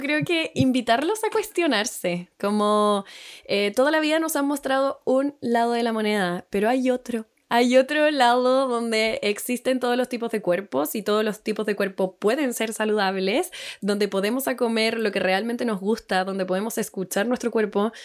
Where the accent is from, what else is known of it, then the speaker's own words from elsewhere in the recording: Santiago, Santiago Metropolitan Region, Chile; moved away as an adult; now in Puerto Varas, Chile; soy de Santiago toda la vida, pero nos vinimos acá a Puerto Varas